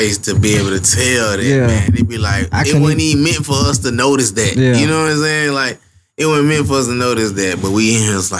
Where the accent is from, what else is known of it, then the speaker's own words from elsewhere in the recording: Bessemer, Alabama, United States; It's like, bro, I'm from Bessemer, bro. A little nigga from the hill, bro. Red, dirt ass.